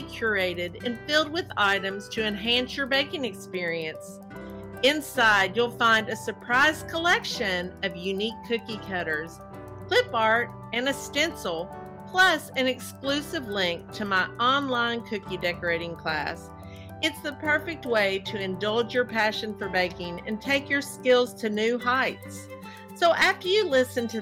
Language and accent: English; Kentucky, United States; accent: Southern; I'm from the South. I mean, some people say Kentucky isn't South, but listen to my accent